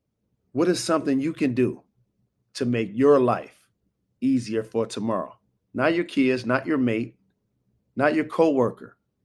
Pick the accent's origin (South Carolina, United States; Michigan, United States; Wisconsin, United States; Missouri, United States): Michigan, United States; Detroit; Coming up, we talk about growing up in an athletic family, putting on for my hometown, Detroit, and the importance of diversifying your skill set.